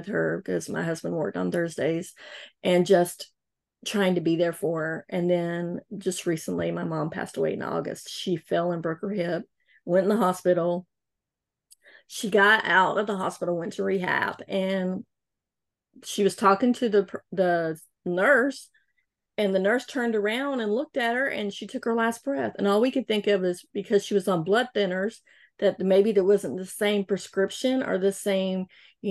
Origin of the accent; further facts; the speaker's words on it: North Carolina, United States; I'm from North Carolina